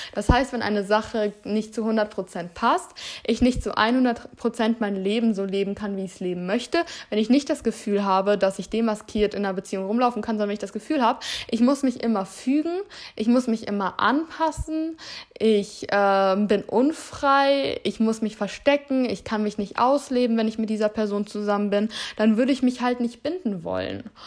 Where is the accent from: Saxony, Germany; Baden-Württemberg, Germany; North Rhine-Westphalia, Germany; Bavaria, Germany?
Baden-Württemberg, Germany; Heidelberg; moved away as an adult; now in Hamburg, Germany; Ich bin hier geboren und im Alter von drei Jahren sind wir dann, äh, bin ich dann umgezogen mit meiner Familie